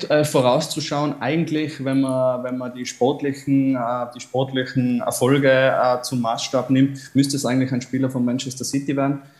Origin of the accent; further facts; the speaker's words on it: Tyrol, Austria; Und es ist tatsächlich eine sehr große Ehre, dass man da als, als Tiroler sozusagen in die große weite Fußballwelt eintauchen kann